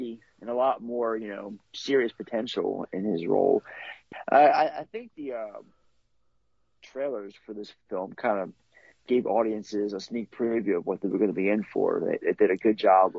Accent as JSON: {"language": "English", "town": "Baltimore", "region": "Maryland", "country": "United States", "said": "I'm from Baltimore"}